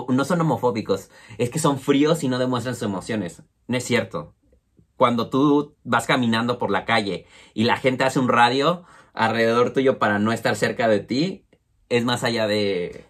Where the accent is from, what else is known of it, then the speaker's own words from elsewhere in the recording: Mexico City, Mexico; moved away as an adult; now in Bristol, United Kingdom; nosotros somos originarios de la Ciudad de México